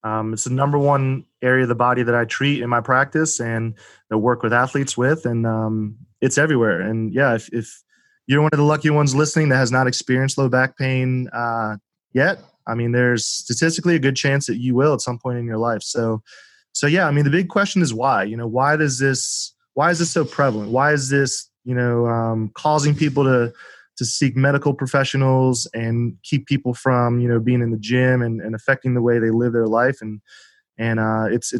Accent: Philadelphia, Pennsylvania, United States; moved away as an adult; also born or lived in Fort Lauderdale, Florida / Houston, Texas; now in Charlotte, United States; I'm from Philadelphia originally

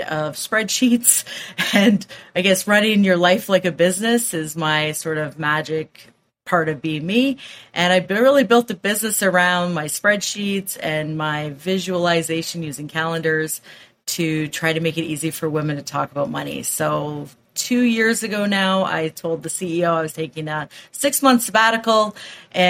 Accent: Waterloo, Ontario, Canada; I'm from Waterloo, Ontario, Canada

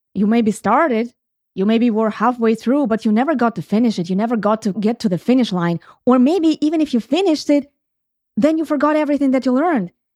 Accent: Ukraine; moved away; When I grew up, and I grew up in Ukraine

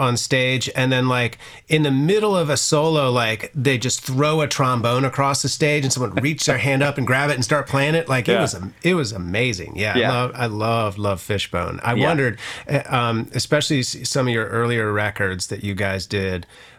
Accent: Charlottesville, Virginia, United States; growing up in Charlottesville, you know, I was thinking about this. There's definitely a Virginia connection with us that I find interesting

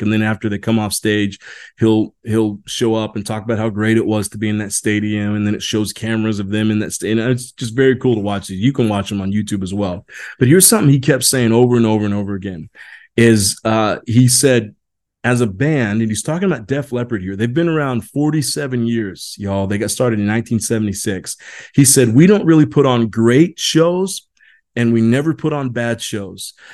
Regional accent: Indiana, United States; I grew up in Indiana

